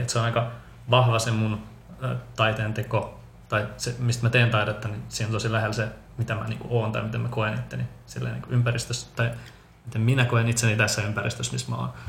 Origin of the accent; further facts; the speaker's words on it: Finland; also born or lived in Bogotá, Colombia / Helsinki, Finland; adoptoitu Kolumbiasta, vähän niin kuin sinutkin Mari Vera. Todellaan samaan aikaan tultiin sieltä. Tuota, kolme kuukautisena Suomeen, eli olen ehtinyt olemaan täällä nyt 30 vuotta.